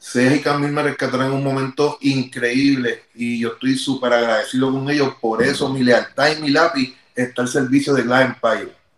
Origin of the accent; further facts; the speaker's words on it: Carolina, Puerto Rico; nosotros somos de Vía Fontana, Carolina